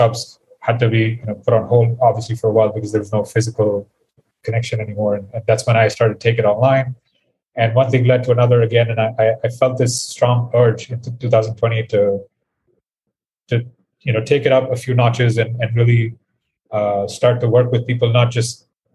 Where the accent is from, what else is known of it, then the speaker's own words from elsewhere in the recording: India; I am from India. I currently live here as well